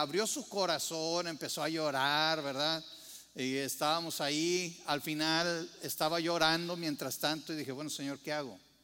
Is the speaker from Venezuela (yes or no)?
no; Mexico; como mexicano